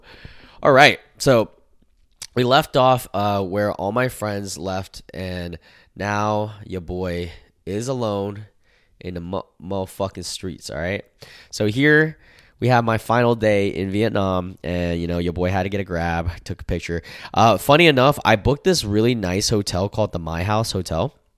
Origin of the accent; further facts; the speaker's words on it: United States; the age that I grew up in America